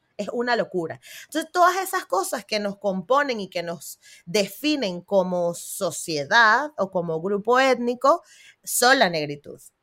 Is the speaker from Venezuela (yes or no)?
yes; Venezuela; born or raised there; now in Spain